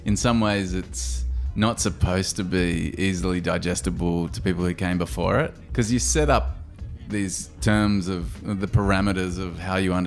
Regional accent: Blue Mountains, New South Wales, Australia; also born or lived in Campbelltown, New South Wales; as a little white kid growing up in the Blue Mountains, born in Campbelltown, over to the Blue Mountains

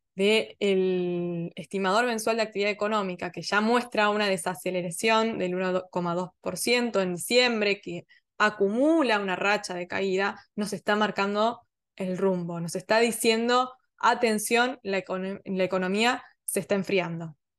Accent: Argentina; somos nosotros, somos Argentina

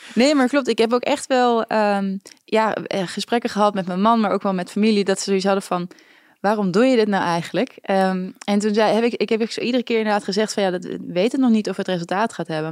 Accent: Netherlands; als een Nederlander

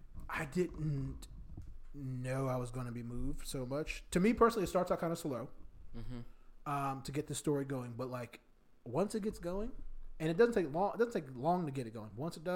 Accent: Virginia, United States; I'm from Virginia, but that's what Northern Virginia is for.

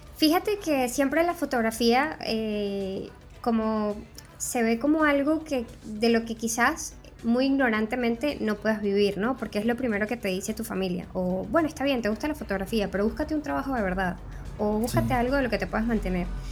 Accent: Venezuela; moved away as an adult; now in Spain; soy una fotógrafa venezolana tengo dos años viviendo en España

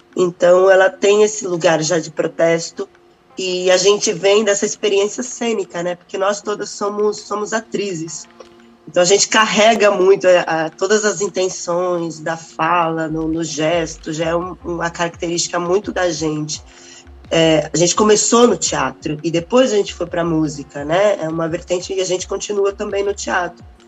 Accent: Brazil; enquanto é, brasileiros mesmo

